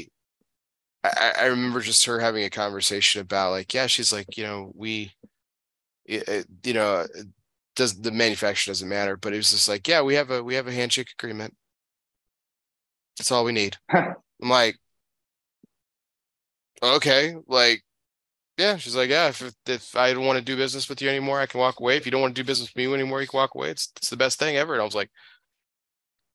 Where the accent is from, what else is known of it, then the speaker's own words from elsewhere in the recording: El Paso, Texas, United States; I grew up in El Paso, Texas